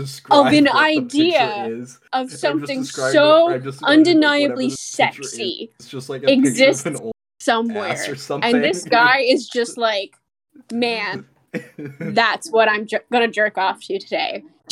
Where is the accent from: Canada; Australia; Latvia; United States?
Canada; I'm Canadian.